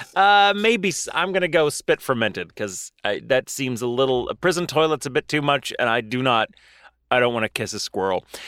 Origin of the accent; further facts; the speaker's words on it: McKinney, Texas, United States; used to say I was from Dallas, even though I was from McKinney